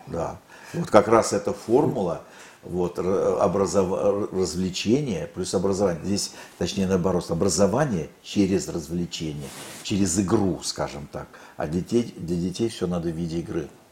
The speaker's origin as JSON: {"language": "Russian", "town": "Khabarovsk", "region": "Khabarovsk Krai", "country": "Russia", "tie": "born or raised there", "also_born_or_lived": "Leningrad", "moved": "yes"}